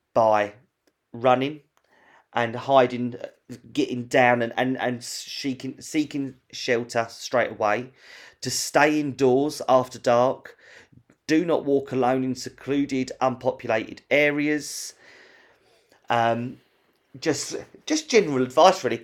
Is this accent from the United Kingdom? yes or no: yes; London, United Kingdom; we're from London